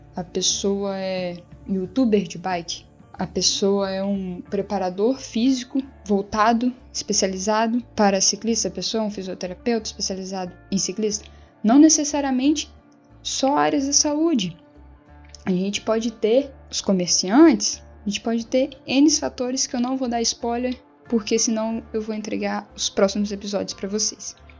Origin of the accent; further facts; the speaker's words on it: Mimoso do Sul, Espírito Santo, Brazil; eu sou aqui de Mimoso do Sul, a cidade no sul do Espírito Santo